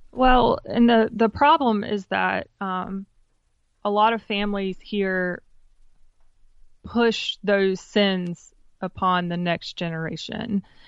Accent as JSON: {"language": "English", "town": "Wendell", "region": "North Carolina", "country": "United States", "tie": "born or raised there", "said": "I grew up in Wendell, which is about fifteen minutes east of Raleigh."}